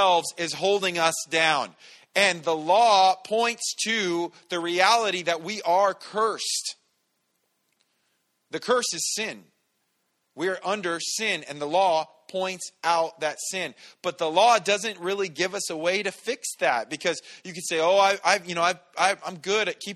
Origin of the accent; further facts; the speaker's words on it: San Bernardino, California, United States; I grew up in San Bernardino.